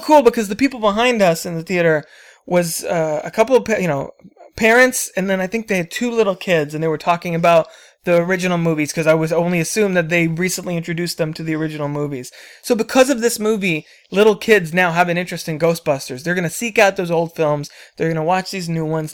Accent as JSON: {"language": "English", "region": "New Jersey", "country": "United States", "tie": "born or raised there", "said": "I was born in Jersey"}